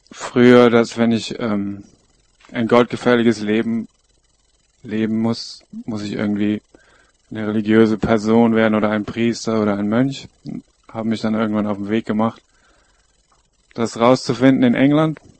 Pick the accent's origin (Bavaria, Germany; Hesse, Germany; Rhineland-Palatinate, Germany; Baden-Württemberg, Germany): Rhineland-Palatinate, Germany; Koblenz; bin in Koblenz am Rhein aufgewachsen, bin seit 15 Jahren Teil der Lebensgemeinschaft, die früher Bruderhof hieß